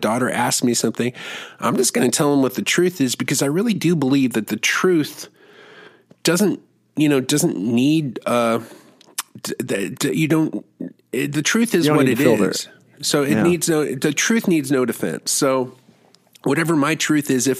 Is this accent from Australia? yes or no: no; Germany; moved away; I grew up in Germany